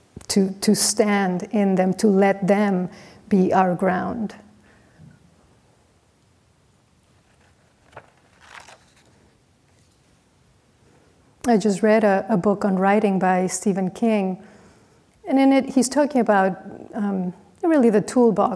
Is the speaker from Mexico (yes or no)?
yes; Mexico; moved away as an adult; I was from Mexico